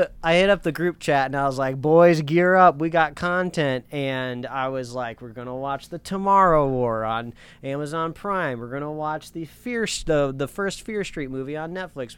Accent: Indiana, United States; also born or lived in Los Angeles County, California; now in Los Angeles, United States; I grew up in Indiana where fireworks were legal, but I was right across the border from Michigan

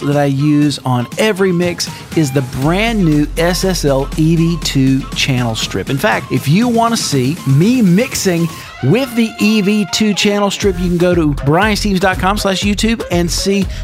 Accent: Meridian, Mississippi, United States; now in Atlanta, United States; my hometown of Meridian, Mississippi

